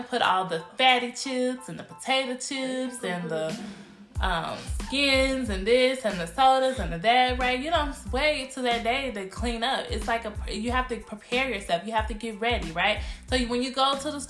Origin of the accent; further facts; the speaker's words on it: Cedar Hill, Texas, United States; I was born and raised in Cedar Hill, Texas